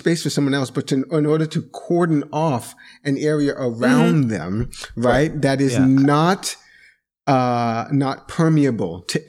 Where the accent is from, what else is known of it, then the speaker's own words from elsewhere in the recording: Jamaica; moved away; So this is where I am the black man, as a Jamaican immigrant, I want to say that I see this in this way.